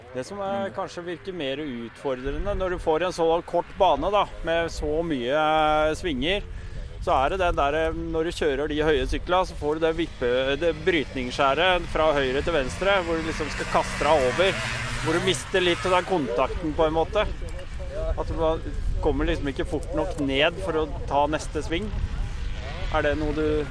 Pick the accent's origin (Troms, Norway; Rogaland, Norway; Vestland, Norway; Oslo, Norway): Oslo, Norway; Jeg kommer fra Oslo